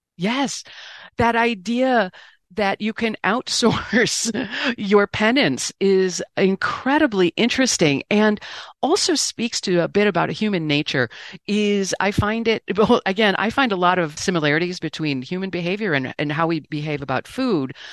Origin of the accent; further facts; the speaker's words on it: Great Lakes, Midwest, United States; I'm a Midwesterner on the Great Lakes